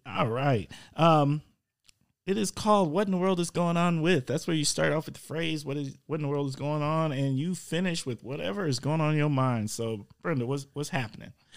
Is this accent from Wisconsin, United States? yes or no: yes; Milwaukee, Wisconsin, United States; now in Oshkosh, United States; I'm from Milwaukee